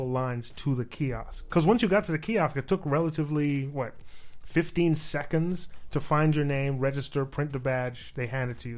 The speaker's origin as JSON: {"language": "English", "town": "New York City", "region": "New York", "country": "United States", "tie": "born or raised there", "moved": "yes", "said": "I grew up in Manhattan"}